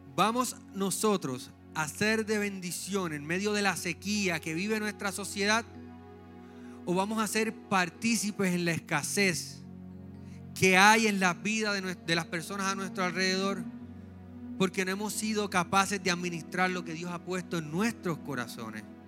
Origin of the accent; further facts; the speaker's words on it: San Juan, Puerto Rico; now in Trujillo Alto, Puerto Rico; Yo soy un jíbaro de San Juan. Estamos viviendo en Trujillo Alto ahora.